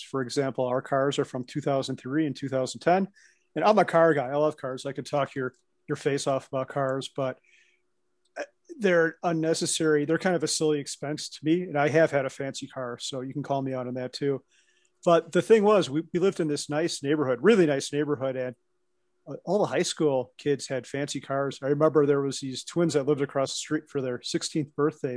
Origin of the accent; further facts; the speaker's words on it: Chicago, Illinois, United States; accent: Midwest; also born or lived in Wisconsin; now in Colorado, United States; I grew up outside of Chicago, a northwest suburb.